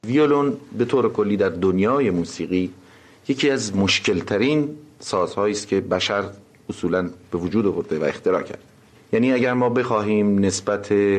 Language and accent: Persian; Tehran, Tehran Province, Iran; چهل سال قبل در تهران خیابان شاهباد به دنیا آمدم